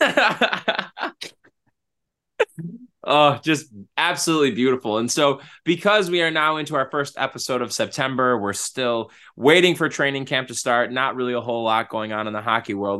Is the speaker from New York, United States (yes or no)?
yes; Buffalo, New York, United States; we're from Buffalo